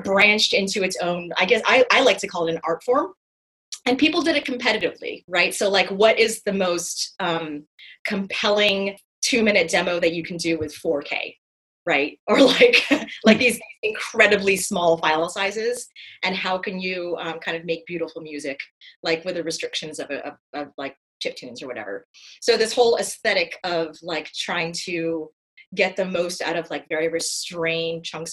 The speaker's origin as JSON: {"language": "English", "town": "Los Angeles", "region": "California", "country": "United States", "tie": "born or raised there", "also_born_or_lived": "Finland", "moved": "as an adult", "said": "I was born and raised in Los Angeles"}